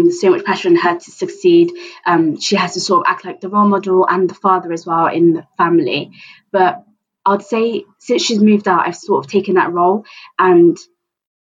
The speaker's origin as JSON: {"language": "English", "town": "Bristol", "region": "South West England", "country": "United Kingdom", "said": "I'm from Bristol"}